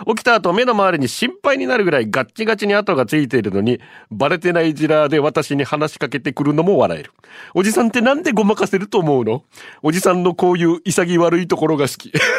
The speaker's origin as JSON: {"language": "Japanese", "area": "Ganeko", "region": "Okinawa", "country": "Japan", "tie": "born or raised there", "said": "ガネコ出身"}